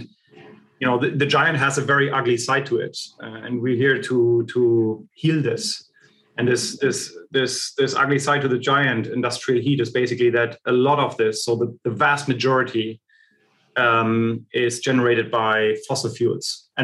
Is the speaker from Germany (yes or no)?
yes; Germany; I was born and raised in East Germany.